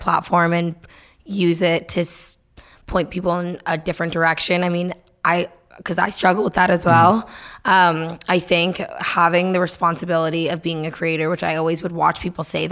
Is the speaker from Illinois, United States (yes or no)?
no; Nashua, New Hampshire, United States; I grew up in Nashville, New Hampshire